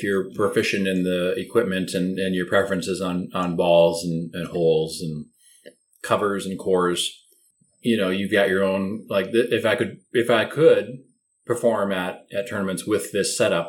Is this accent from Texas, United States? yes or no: no; Wisconsin, United States; my hometown in Wisconsin